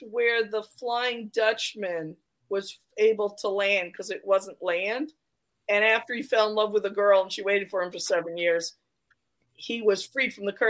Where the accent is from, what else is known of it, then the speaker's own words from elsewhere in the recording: New York, United States; I grew up in New York